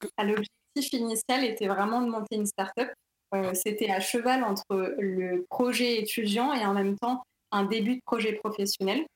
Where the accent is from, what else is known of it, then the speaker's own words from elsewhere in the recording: Paris, Île-de-France, France; also born or lived in Vitry-sur-Seine; je suis née à Paris. Euh, j'ai fait un lycée aussi à Vitry-sur-Seine